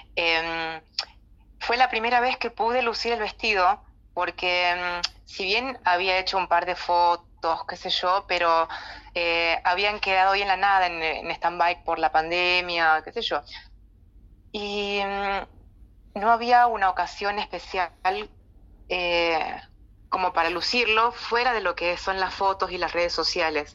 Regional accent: Salta, Argentina; moved away as an adult; now in La Plata, Argentina; yo nací en la ciudad de Salta en el año 92 me vine para acá

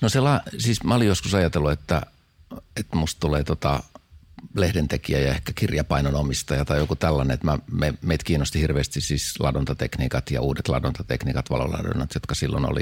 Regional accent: Helsinki, Uusimaa, Finland; mä oon helsinkiläinen syntynyt Herttoniemen kaupungin vuokratalo

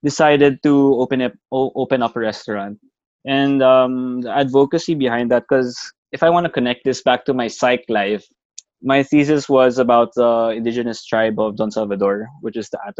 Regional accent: Bacolod, Western Visayas, Philippines; Talisay is a city next to my hometown, Bacolod

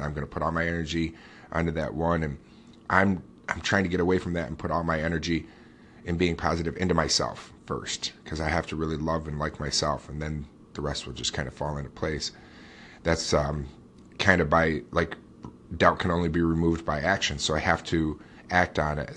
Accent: upstate New York, United States; I'm born and raised right here in upstate New York

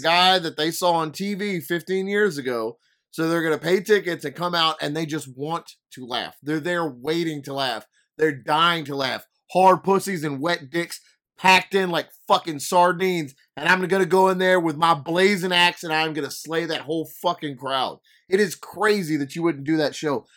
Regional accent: Louisiana, United States; I'm an idiot from Louisiana

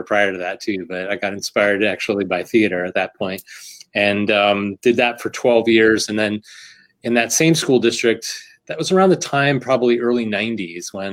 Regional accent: Bethlehem, Pennsylvania, United States; Being here in the Lehigh Valley, was born and raised in Bethlehem, went to Bethlehem Schools, graduated from Freedom High School

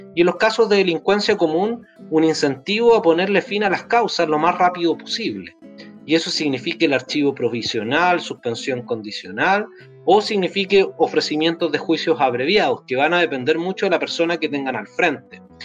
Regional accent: Temuco, Araucanía, Chile; Yo soy de allá, de Temuco.

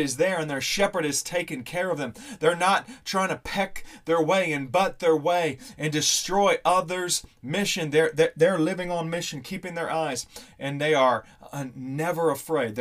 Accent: Missouri, United States; growing up in Missouri

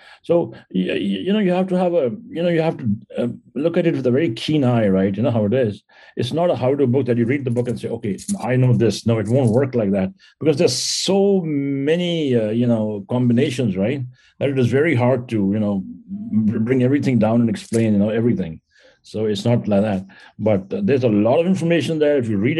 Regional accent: India; English is a second language; moved away as an adult; now in United States; So, you know, I came to America almost 30 years ago, 1988 is when I came here. When I came here from India, and I was doing quite well. I was in the Indian military

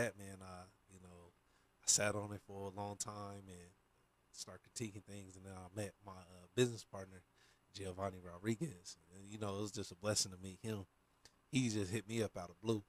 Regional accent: Portland, Oregon, United States; me coming from a smaller town. You know, I'm from Portland

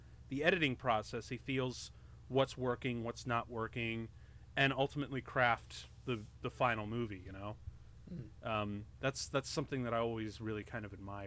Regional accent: Chicagoland area, Illinois, United States; moved away; also born or lived in Aurora, Illinois / Toledo; I grew up in the Chicagoland area.

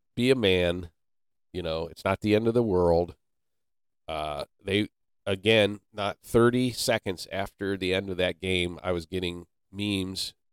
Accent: Canton, Ohio, United States; I was born and raised in Canton, Ohio, which is the birthplace of professional football.

